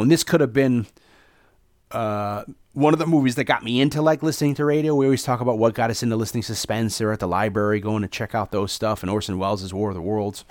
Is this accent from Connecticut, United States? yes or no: yes; New Haven, Connecticut, United States; also born or lived in Hamden, Connecticut; I grew up in New Haven and in the suburb of Hamden, Connecticut